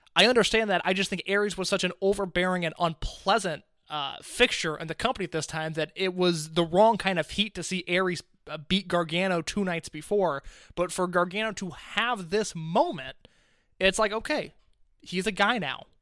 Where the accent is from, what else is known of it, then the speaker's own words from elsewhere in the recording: Indianapolis, United States; my hometown in Indianapolis, Illinois